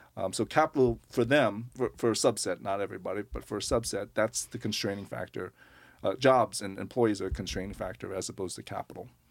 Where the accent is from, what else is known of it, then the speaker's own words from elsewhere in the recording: Long Island, New York, United States; moved away as an adult; also born or lived in Manhattan / Brooklyn; now in Portland, United States; I grew up on Long Island, and then, um, pretty much spent my adult life, uh, lots in Manhattan and Brooklyn